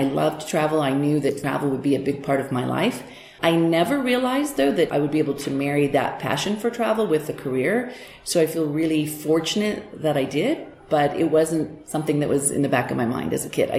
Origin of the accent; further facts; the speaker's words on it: Hamilton, Montana, United States; also born or lived in Portland / Seattle / Bozeman; I moved back to Montana because my hometown, Hamilton